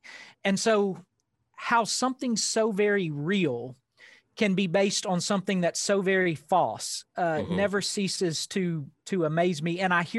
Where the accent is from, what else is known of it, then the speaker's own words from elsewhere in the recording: Arkansas Delta, United States; accent: Southern; I grew up in the Arkansas Delta.